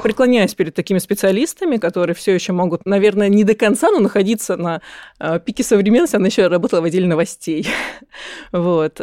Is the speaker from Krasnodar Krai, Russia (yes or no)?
yes; Krasnodar, Krasnodar Krai, Russia; moved away as an adult; now in Moscow, Russia; я сама из Краснодара